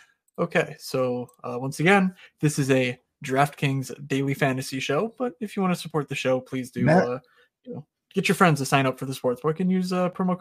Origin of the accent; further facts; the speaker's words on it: Philadelphia, Pennsylvania, United States; I'm from Philly